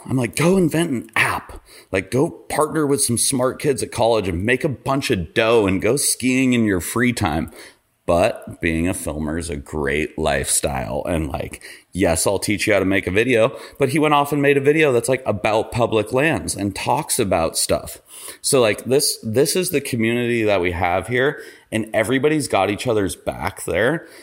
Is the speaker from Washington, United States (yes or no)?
no; Ketchum, Idaho, United States; I grew up in Idaho.